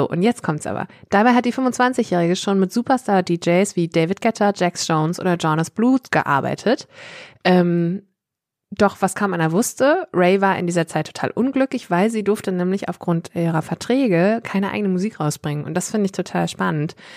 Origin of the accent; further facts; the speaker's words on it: Worpswede, Lower Saxony, Germany; ich komme ja aus Hopswede. Und ähm, wir wissen ja alle, dass Johann Strate auch aus Worpswede kommt.